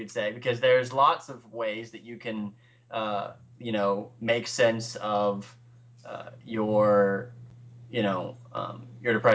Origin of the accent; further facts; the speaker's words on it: the South, United States; accent: Southern; now in Charleston, United States; I grew up in the South